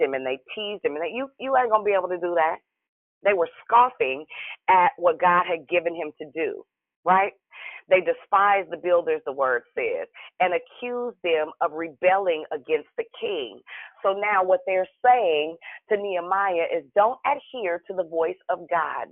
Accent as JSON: {"language": "English", "town": "Richmond", "country": "United States", "said": "I'm from Richmond."}